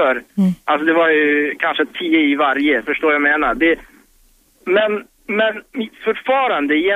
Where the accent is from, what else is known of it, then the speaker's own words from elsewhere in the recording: Iraq; now in Sweden; jag kommer ju från Irak.